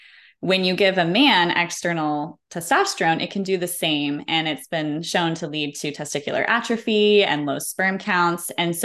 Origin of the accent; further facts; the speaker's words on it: Colorado, United States; we call them goat heads growing up in Colorado